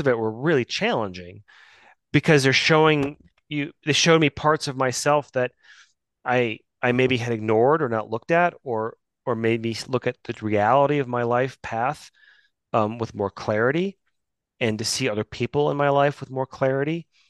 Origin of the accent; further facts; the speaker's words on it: Midwest, United States; I grew up in the Midwest